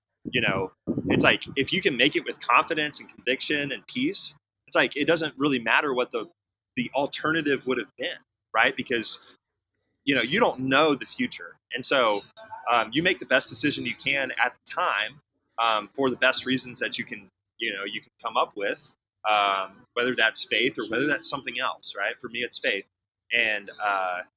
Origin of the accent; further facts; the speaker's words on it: Houston, Texas, United States; I was born in Houston